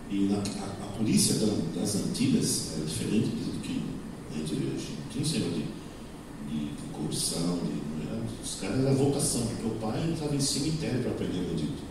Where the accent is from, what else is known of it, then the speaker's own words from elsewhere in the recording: São Paulo, Brazil; eu sou de São Paulo, nasci na Zona Sul, mudei para a Zona Leste, porque minha esposa estava lá, e a igreja estava lá, então mudei para lá.